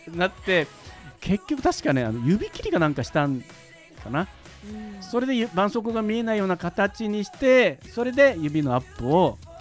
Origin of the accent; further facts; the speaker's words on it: Shimonoseki, Yamaguchi, Japan; 僕あの山口県の下関市出身